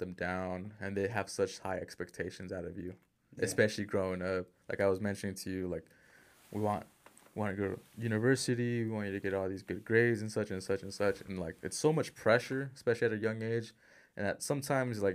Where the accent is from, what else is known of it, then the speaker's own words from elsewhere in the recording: Utah, United States; also born or lived in California; born in California, raised in Utah.